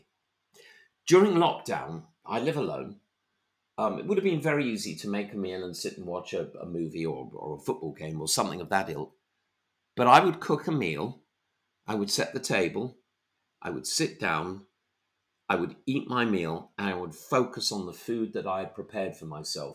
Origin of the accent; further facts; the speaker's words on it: London, United Kingdom; I'm a Londoner